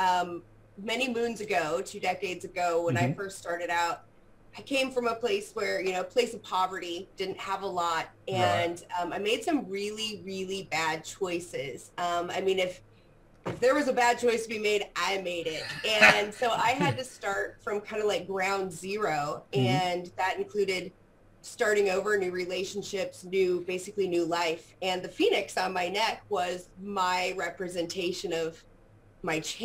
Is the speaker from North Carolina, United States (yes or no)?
no; Portland, Pacific Northwest, Oregon area, United States; I'm from the Portland, Oregon area, born and raised in the Pacific Northwest